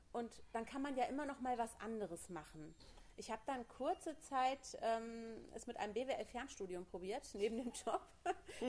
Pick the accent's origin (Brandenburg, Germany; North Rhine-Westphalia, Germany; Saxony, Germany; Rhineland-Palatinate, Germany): Rhineland-Palatinate, Germany; Koblenz; ich komme aus Koblenz